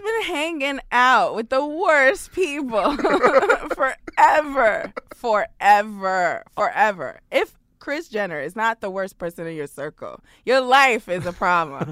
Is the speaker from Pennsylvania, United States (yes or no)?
no; New York City, New York, United States; I'm a Brooklyn girl. I grew up in New York City.